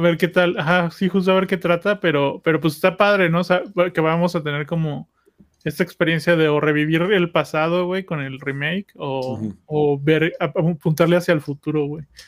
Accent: Mexico; somos los mexicanos

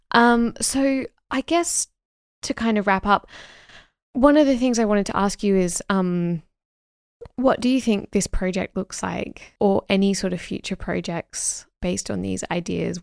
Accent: Sydney, New South Wales, Australia; I'm from Sydney

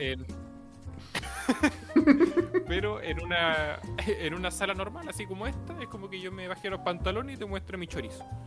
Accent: Antofagasta, Chile; yo nací en Antofagasta. Y ahí se crió un Géminis.

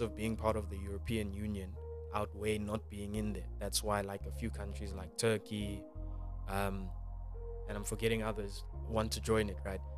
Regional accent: South Africa; as a South African

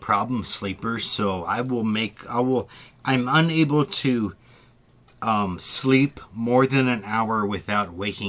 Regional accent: Midwest, United States; I grew up in the Midwest. I don't know. I have one side of my family is from like the central, the north of Midwest, and the other is like south of Midwest.

